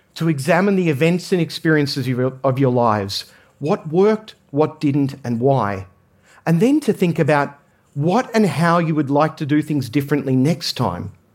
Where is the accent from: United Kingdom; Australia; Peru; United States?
Australia; I grew up in Australia